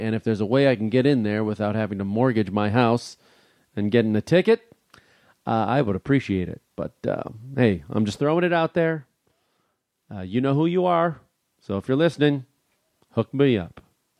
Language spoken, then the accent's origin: English; Chicago, Illinois, United States; Because I'm from Chicago and there was a lot of Greeks there.